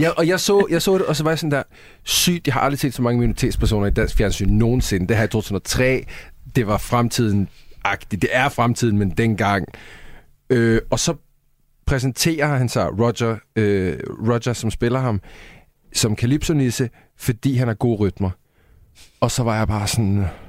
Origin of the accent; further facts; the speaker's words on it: Sweden; now in Denmark; Jeg er svensker